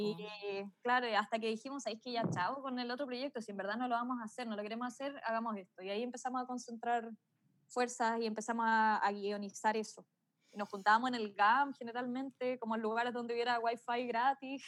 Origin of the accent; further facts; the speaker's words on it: Melipilla, Santiago Metropolitan Region, Chile; yo soy de Melipilla, entonces tenía que volver a Melipilla